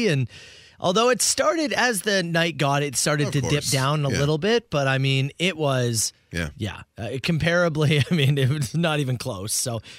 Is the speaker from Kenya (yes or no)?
no; Canada; being Canadian